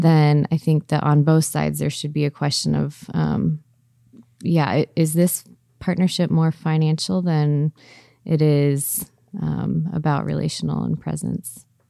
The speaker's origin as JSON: {"language": "English", "region": "Southern California", "country": "United States", "tie": "born or raised there", "said": "I grew up in Southern California"}